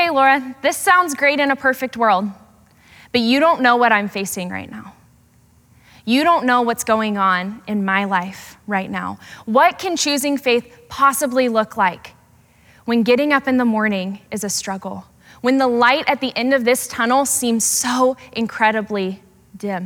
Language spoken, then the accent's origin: English; Portland, Oregon, United States; Growing up in Portland